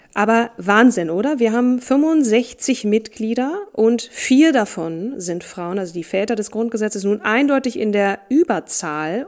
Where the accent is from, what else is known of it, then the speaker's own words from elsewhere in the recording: Marburg, Hesse, Germany; in meiner Geburtsstadt Marburg